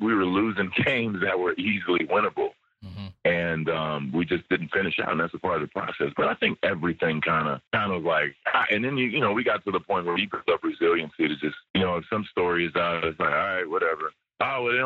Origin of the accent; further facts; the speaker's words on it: United States; moved away as an adult; I'm an American living in another country.